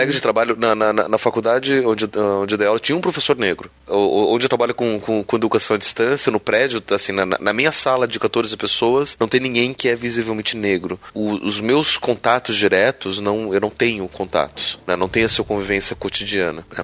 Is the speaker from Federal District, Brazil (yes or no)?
yes; Brasília, Federal District, Brazil; eu cresci em Brasília num colégio internacional